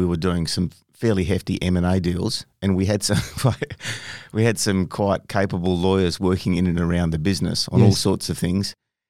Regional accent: Bunbury, Western Australia, Australia; You know, we pretty much everyone, you know, in half the cities along a coastal strip. So you're always exposed to the ocean, always in the water, out there fishing, playing sports, surfing, whatever. It was awesome

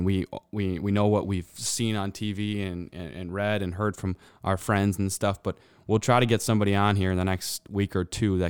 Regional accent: Minnesota, United States; I'm a Minnesotan. I was born in the cold. I was, you know, whatever. Born and raised in the cold

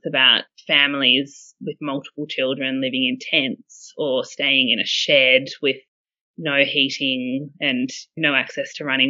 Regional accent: Canberra, Australian Capital Territory, Australia; I am not quite born, but definitely bred in Canberra. So I've been in Canberra since I was four. So I'm definitely a Canberran

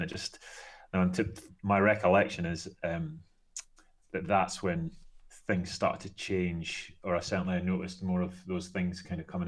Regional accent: Scotland, United Kingdom; being a Scotsman

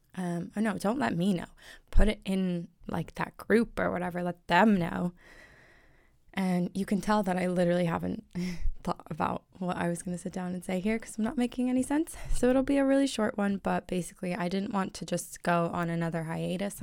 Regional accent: United States; now in Ireland; I'm American in Ireland

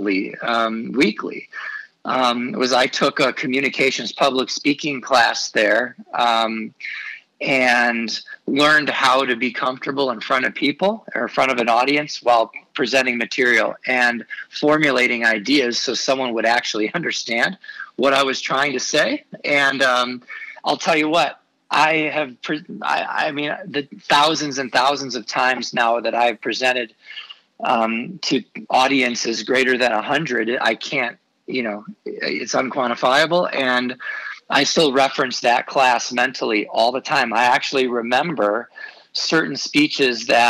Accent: Chicago, Illinois, United States; also born or lived in Oxford, Ohio; I'm from Chicago

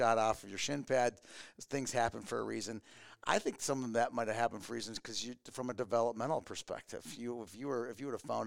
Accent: Minneapolis, Minnesota, United States; also born or lived in Virginia; growing up in Minneapolis

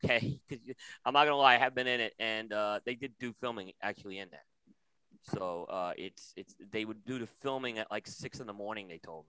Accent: New York City, New York, United States; growing up in Brooklyn

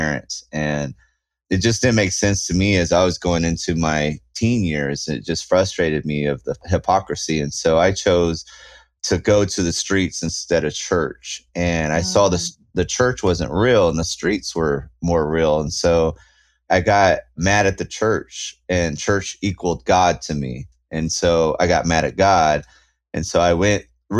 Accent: Southern California, United States; we're from Southern California

